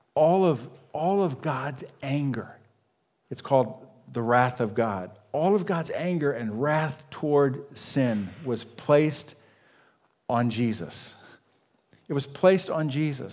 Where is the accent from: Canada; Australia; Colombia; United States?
United States; I grew up on Lake Erie